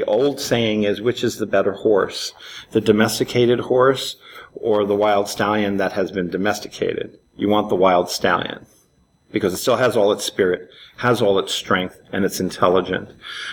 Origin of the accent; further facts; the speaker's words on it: New York City, New York, United States; I grew up in Manhattan, in Spanish Harlem